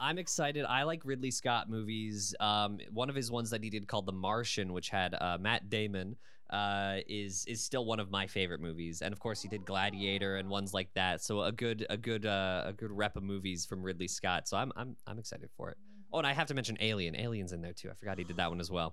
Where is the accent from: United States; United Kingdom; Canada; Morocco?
Canada; London, Ontario; I was born and raised in London